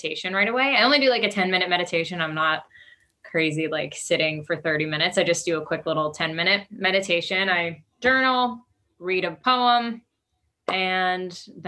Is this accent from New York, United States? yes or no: yes; Long Island, New York, United States; moved away as an adult; now in Los Angeles, United States; So I'm currently in Los Angeles, but I'm originally from Long Island.